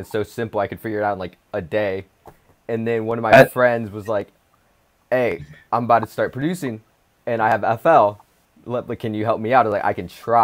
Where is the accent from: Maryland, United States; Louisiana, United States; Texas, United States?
Texas, United States; Southlake; I'm from Southlake, Texas. That's like 30 minutes away from Dallas